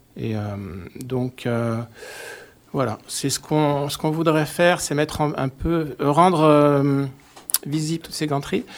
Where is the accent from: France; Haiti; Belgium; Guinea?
France; Savoie, Auvergne-Rhône-Alpes; moved away; also born or lived in Grenoble; je viens de, viens de Savoie